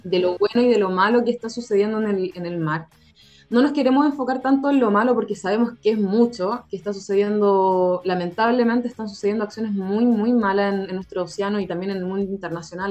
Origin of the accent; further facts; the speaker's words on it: San Felipe, Valparaíso, Chile; Yo soy de San Felipe, por ejemplo, ah, de, de, la región de Valparaíso